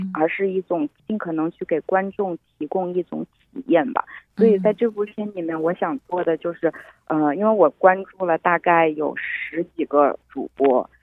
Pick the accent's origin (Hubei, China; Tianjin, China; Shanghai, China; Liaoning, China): Hubei, China; Wuhan; 在我的家乡武汉